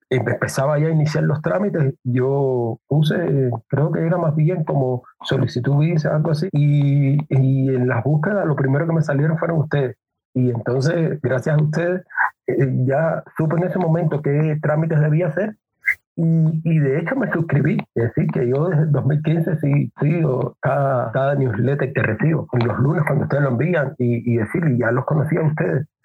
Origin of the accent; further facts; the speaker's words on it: Cuba; now in Ecuador; fue cuando arribé mm. aquí a Ecuador, salí de Cuba.